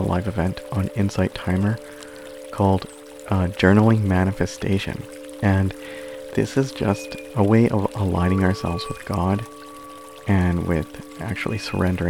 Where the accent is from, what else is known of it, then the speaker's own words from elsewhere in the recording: Canada; I'm Canadian